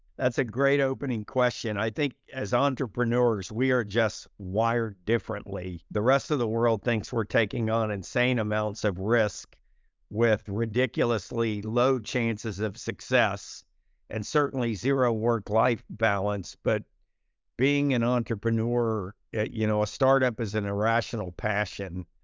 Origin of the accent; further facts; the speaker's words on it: United States; I had a fantastic childhood growing up in America in the sixties and the seventies